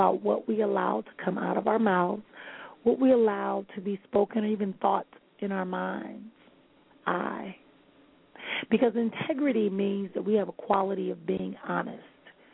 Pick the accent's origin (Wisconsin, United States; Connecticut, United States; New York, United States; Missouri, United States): Wisconsin, United States; Milwaukee; my hometown of Milwaukee